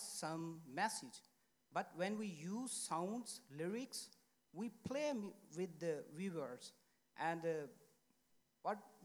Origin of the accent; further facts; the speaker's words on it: Pakistan; now in Sweden; I'm a journalist from Pakistan, based in Sweden.